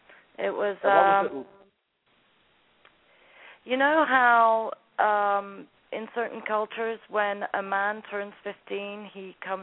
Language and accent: English; Scotland, United Kingdom; also born or lived in Sudan; When we entered Sudan, we came from Scotland